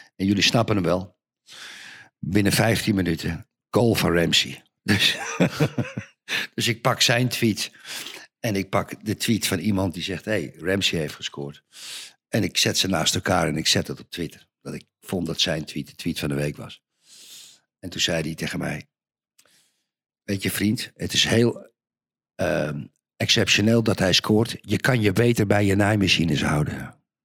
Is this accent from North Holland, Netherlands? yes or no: yes; Zandvoort, North Holland, Netherlands; moved away; Ik ben geboren en getogen in Zandvoort.